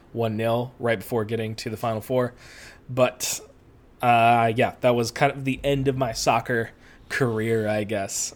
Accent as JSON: {"language": "English", "town": "Rochester", "region": "New York", "country": "United States", "moved": "as an adult", "lives_now": "Long Beach, United States", "said": "I'm originally from the East Coast. Uh, I am from upstate New York, specifically Western New York, Rochester area"}